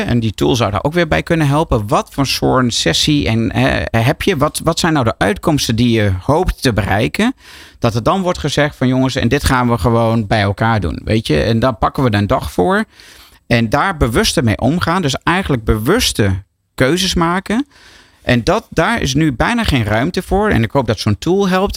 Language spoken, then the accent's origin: Dutch; Netherlands; also born or lived in New York